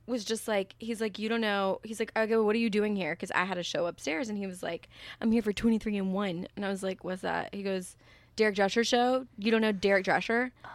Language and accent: English; the South, Texas, United States; moved away as an adult; now in New York, United States; I'm from the South